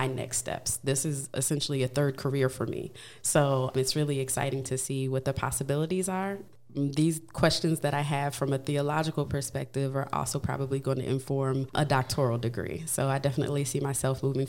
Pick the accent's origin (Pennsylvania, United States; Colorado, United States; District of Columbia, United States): District of Columbia, United States; Washington; moved away as an adult; also born or lived in Maryland / Indianapolis, Indiana; born and raised in Washington, D.C., and lived most of my life in the Maryland area.